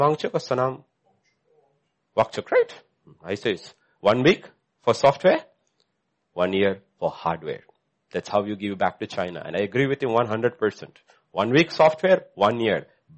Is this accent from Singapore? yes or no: no; India; as an Indian